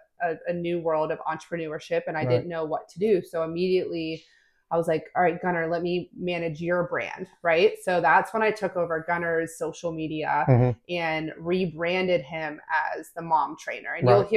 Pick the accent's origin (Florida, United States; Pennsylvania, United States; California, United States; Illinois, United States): Pennsylvania, United States; State College; moved away as an adult; also born or lived in Washington, D.C.; now in Charleston, United States; So I'm originally from the Northeast, State College, Pennsylvania. Yep. My whole family was there, multi-generational Penn Staters.